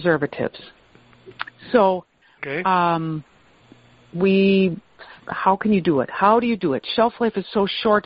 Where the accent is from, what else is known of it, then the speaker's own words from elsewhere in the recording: Wisconsin, United States; I grew up in Wisconsin. I was born and raised here.